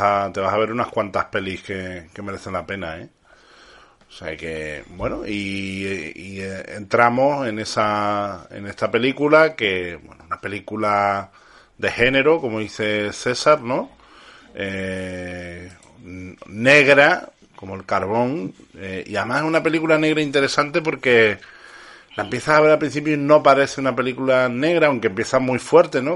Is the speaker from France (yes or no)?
no; Canary Islands, Spain; now in Andalusia, Spain; yo no soy andaluz, soy canario, pero ya como llevo tantos años adoptado en esta maravillosa tierra, como si fuera andaluz.